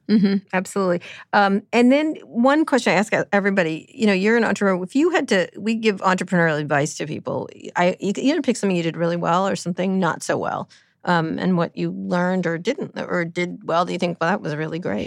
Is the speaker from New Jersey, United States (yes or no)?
no; California, United States; also born or lived in Washington, D.C.; being a Californian